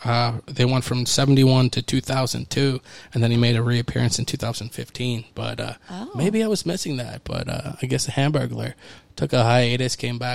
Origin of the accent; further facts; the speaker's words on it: Wilkinsburg, Pennsylvania, United States; where I grew up right on South Braddock Avenue, and you would turn on Penn Avenue, and there was a McDonald's right in Wilkinsburg